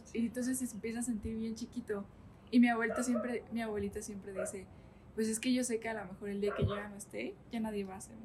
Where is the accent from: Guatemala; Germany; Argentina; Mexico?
Mexico; Santiago Tepeticpac, Tlaxcala; born or raised there